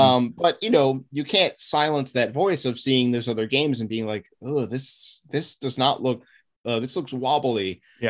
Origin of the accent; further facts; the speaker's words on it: Maryland suburbs of DC, United States; I was born and raised in the Maryland suburbs, uh, just outside of DC, and that's where I still live